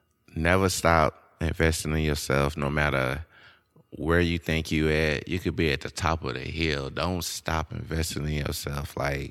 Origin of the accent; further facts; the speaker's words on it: Shreveport, Louisiana, United States; Like, I grew up in Bossier, Shreveport, Louisiana, but I was just in crazy situations that I have no business being in.